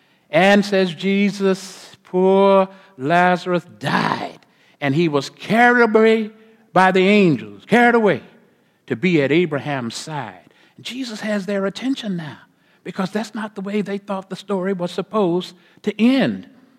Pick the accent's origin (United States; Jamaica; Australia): United States; Corpus Christi, Texas; I grew up, born and raised in Corpus Christi, Texas, on the Gulf of Mexico.